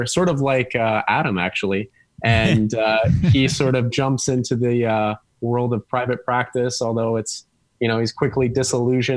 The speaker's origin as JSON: {"language": "English", "town": "Ottawa", "region": "Ontario", "country": "Canada", "moved": "as an adult", "lives_now": "Toronto, Canada", "said": "I'm from Ottawa."}